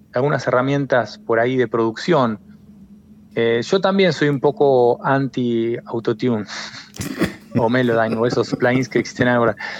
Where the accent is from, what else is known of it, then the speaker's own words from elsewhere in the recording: Argentina; moved away as an adult; also born or lived in Buenos Aires; now in A Coruña, Spain; la identidad de uno como argentino cuando te vas a, afuera